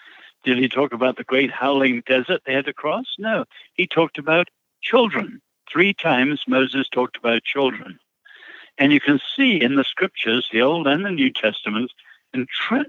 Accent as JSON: {"language": "English", "country": "China", "tie": "born there", "said": "So both my parents were born in China, and then I was born in China."}